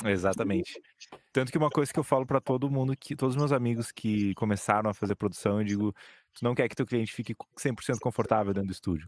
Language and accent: Portuguese; Brazil; a gente é brasileiro